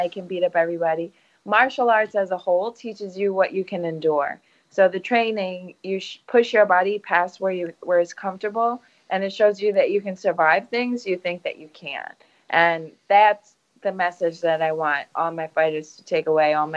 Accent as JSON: {"language": "English", "town": "New York City", "region": "New York", "country": "United States", "tie": "born or raised there", "said": "I come from a little place in Brooklyn where most people don't get out. Most people don't leave the neighborhood, let alone travel"}